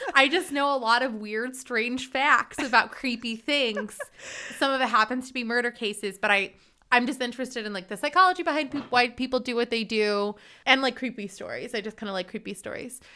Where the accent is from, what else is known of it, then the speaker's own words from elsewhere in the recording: Hartsburg, Missouri, United States; moved away as an adult; now in Freiburg, Germany; I'm originally from Hartsburg, Missouri, and I currently live in Freiburg